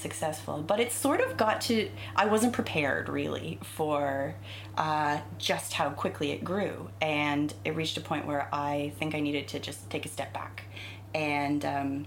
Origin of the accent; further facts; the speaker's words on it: Canada; moved away as an adult; also born or lived in England; now in United Kingdom; I know my family's British from a ways back. I think it's my great grandparents. So some more British traditions hung on in my family, but we're pretty Canadian, really